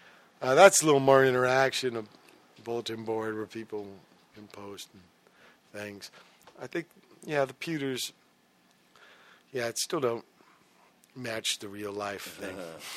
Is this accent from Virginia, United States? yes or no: yes; Virginia, United States; born there; They wanted to know why I was born in Virginia.